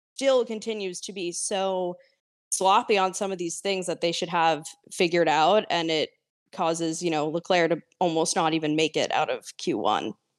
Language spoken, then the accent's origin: English; United States; as an American fan